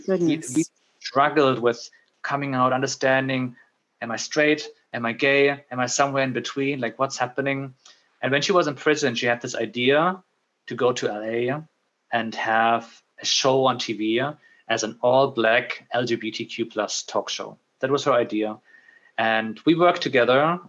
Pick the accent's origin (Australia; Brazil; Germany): Germany; moved away as an adult; also born or lived in Middle East / Netherlands / United Kingdom; now in Dublin, Ireland; I moved away from Germany